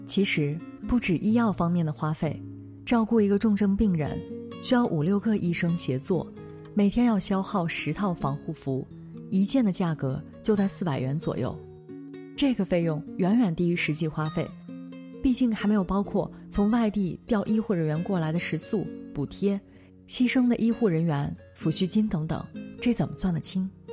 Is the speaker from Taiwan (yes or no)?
no; China; 身为中国人